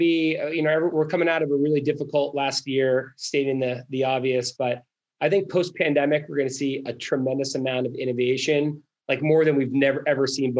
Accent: Boston, Massachusetts, United States; I'm from Boston

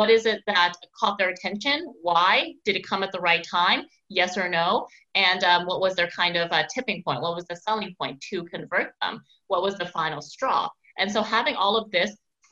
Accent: Victoria, British Columbia, Canada; now in Montreal, Canada; out in Victoria, BC, so my hometown

